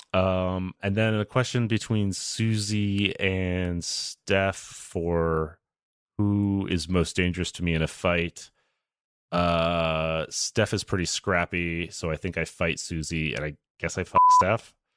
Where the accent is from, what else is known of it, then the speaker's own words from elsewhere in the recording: the South, United States; moved away; I grew up in the South